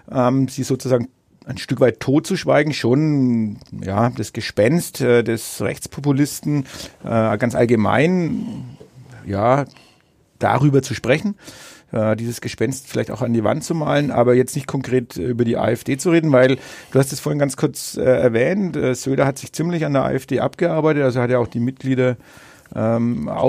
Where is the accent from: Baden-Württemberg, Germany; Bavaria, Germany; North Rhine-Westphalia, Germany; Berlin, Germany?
Bavaria, Germany; Bad Windsheim; hier In meiner Heimatstadt Bad Windsheim.